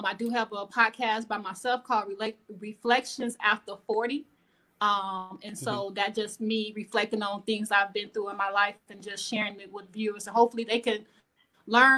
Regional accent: Chicago, Illinois, United States; moved away as an adult; now in Texas, United States; I am originally from Chicago, but I'm living in Texas, been here about 3 years now

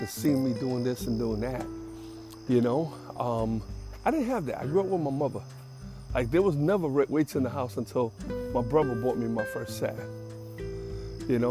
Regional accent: New York City, New York, United States; I grew up in Jackson Heights, and that's a lot of South Americans there

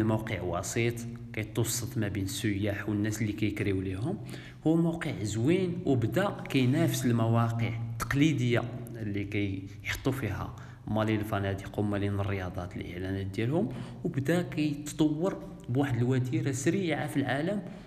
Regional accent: Morocco; حنا كمغاربه

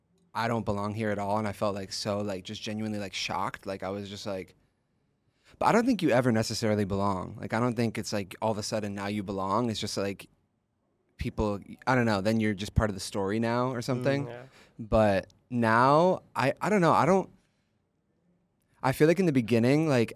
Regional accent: Georgia, United States; also born or lived in San Francisco / Pennsylvania; now in Los Angeles, United States; I moved around growing up. I was born in San Francisco. Moved when I was 4 to Georgia, then Pennsylvania, then went to school in New York, and then moved to LA, and that's where I live now.

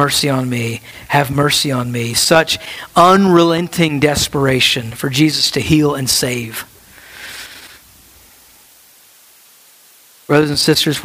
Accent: United States; our life as American Christians

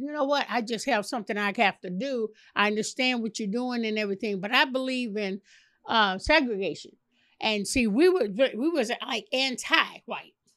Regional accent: Chicago, Illinois, United States; Chicago, born and raised in Chicago.

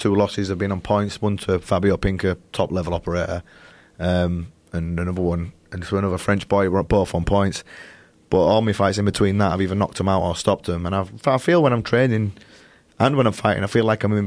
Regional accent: Leeds, Yorkshire and the Humber, United Kingdom; I'm from Leeds, which is up north.

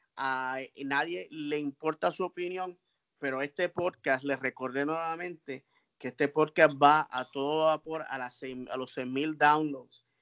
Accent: Puerto Rico; Kennedy y yo somos puertorriqueños

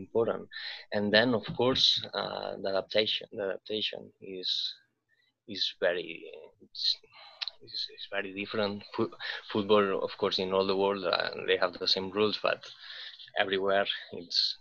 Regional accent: Barcelona, Catalonia, Spain; moved away as an adult; now in Reykjavik, Iceland; I'm from a crowded city, like I'm from Barcelona, and I've been always living in cities

